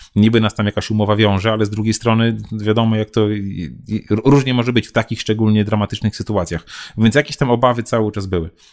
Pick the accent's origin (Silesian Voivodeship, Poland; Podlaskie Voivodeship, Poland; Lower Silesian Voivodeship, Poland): Podlaskie Voivodeship, Poland; Białystok; Ja jestem z Białego Stoku